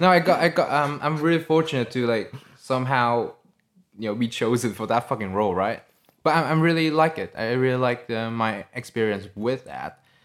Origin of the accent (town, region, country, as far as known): Vietnam; English is a second language; moved away as an adult; also born or lived in Sydney, Australia